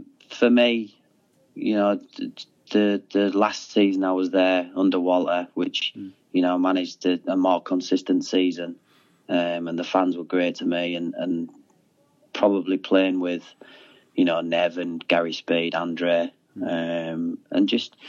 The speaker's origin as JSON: {"language": "English", "town": "Hull", "region": "Yorkshire and the Humber", "country": "United Kingdom", "tie": "born or raised there", "said": "back home, signing for my hometown club."}